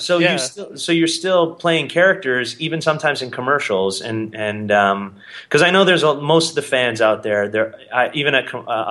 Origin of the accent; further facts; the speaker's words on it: Canada; In Canada, we call it black cherry.